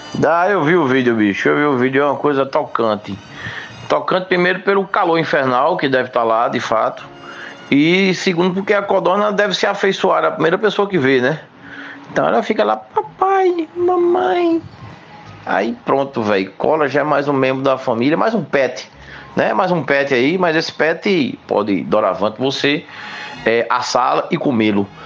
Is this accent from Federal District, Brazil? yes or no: no; Limoeiro, Pernambuco, Brazil; a minha terra Limoeiro, a princesa do Capibaribe